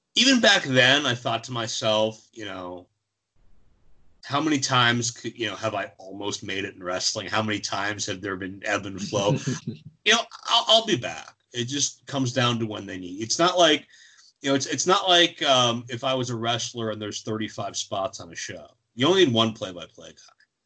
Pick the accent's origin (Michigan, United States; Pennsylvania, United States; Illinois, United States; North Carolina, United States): Pennsylvania, United States; Pittsburgh; Pittsburgh, my hometown